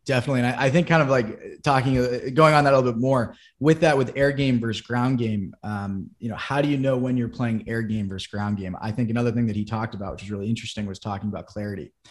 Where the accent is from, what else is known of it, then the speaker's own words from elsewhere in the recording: Wellesley, Massachusetts, United States; I'm originally from Boston, Massachusetts, or a little bit outside in Wellesley